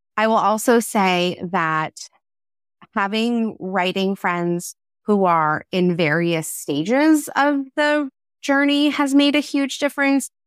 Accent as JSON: {"language": "English", "town": "Philadelphia", "region": "Pennsylvania", "country": "United States", "tie": "born or raised there", "moved": "yes", "lives_now": "Massachusetts, United States", "said": "a woman who was born and raised in the Philadelphia area"}